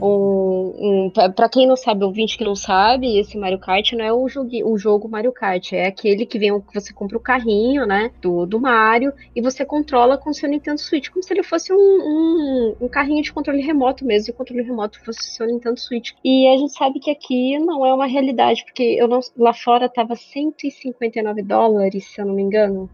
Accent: Brazil; Porque a gente é brasileiro

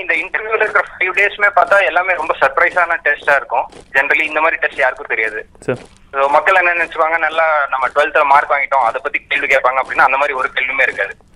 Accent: Erode, Tamil Nadu, India; now in Tiruchirappalli, India; ஈரோட்ல பிறந்தேன் என்னோட ஸ்கூலிங் ஃபுல்லாவே தமிழ்நாட்டில் தான் இருந்துச்சுங்க

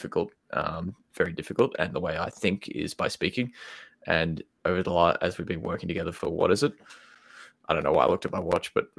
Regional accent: Brisbane, Queensland, Australia; now in London, United Kingdom; We're both from Brisbane.

